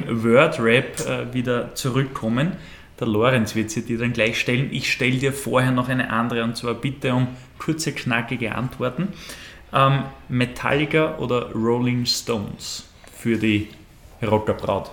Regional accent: Austria; Wir Österreicher

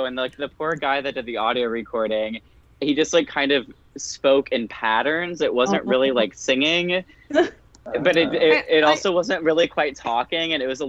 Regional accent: Tennessee, United States; I'm born and bred in Tennessee, so I get the Appalachian like kind of sound

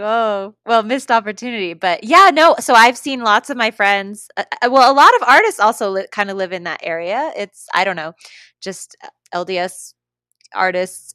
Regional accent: Colorado, United States; I'm from Colorado

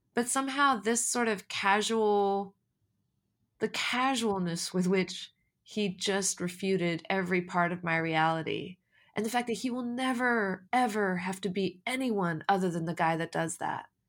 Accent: United States; I was born and raised in America

